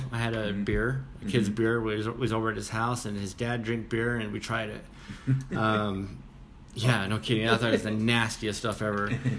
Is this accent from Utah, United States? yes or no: yes; Vernal, Utah, United States; moved away as an adult; also born or lived in Salt Lake City, Utah; So anyways, I'm from Vernal, Utah. Kind of a small.